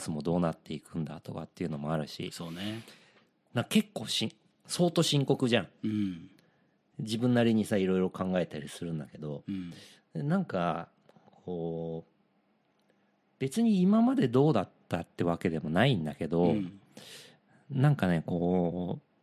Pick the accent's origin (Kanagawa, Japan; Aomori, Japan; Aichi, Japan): Kanagawa, Japan; Yokohama; 地元横浜で